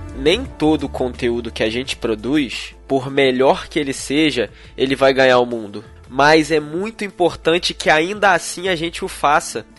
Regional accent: Petrópolis, Rio de Janeiro, Brazil; eu sou aqui de Petrópolis

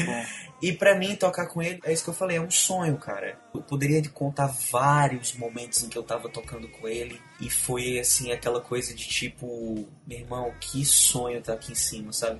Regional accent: Ceará, Brazil; also born or lived in Belém, Pará; eu nasci em Belém do Pará. Eu digo que sou cearense porque eu vim para cá com dois anos de idade, então eu fui criado no Ceará

